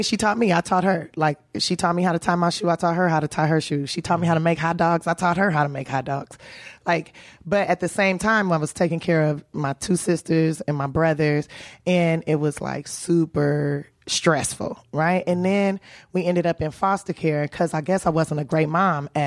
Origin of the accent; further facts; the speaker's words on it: Los Angeles, California, United States; I'm from South Central Los Angeles. That's right, baby, born and raised.